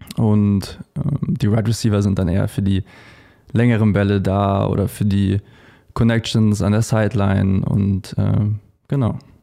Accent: Munich, Bavaria, Germany; Wir kommen nämlich beide aus München

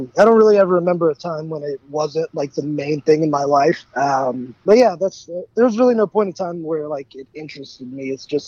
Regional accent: Richmond, Virginia, United States; also born or lived in New York; I grew up in Richmond, Virginia. I was originally born in New York, but I grew up in Richmond, Virginia

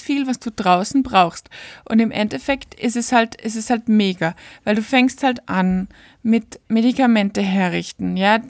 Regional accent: Austria; bei uns in Österreich

